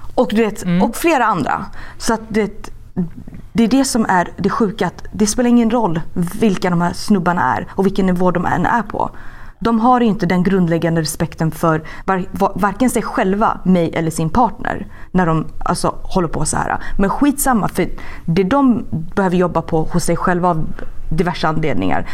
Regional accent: Sweden; now in Los Angeles, United States; hemma i Sverige

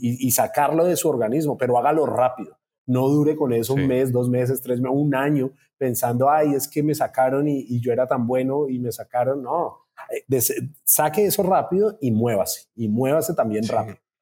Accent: Colombia; now in Brazil; soy colombiano

